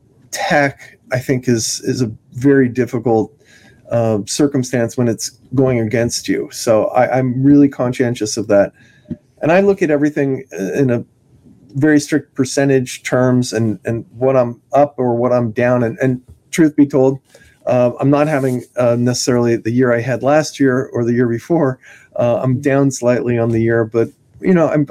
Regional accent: California, United States; I'm from California

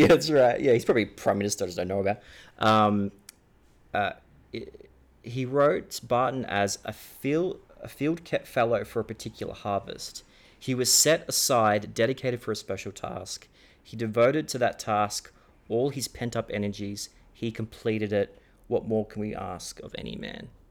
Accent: Australia

